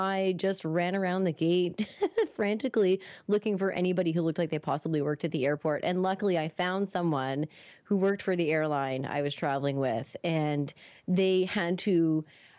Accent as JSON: {"language": "English", "town": "Moncton", "region": "New Brunswick", "country": "Canada", "also_born_or_lived": "Toronto", "said": "I was moving back home after finishing up college in Toronto. So I was moving from Toronto back to Moncton"}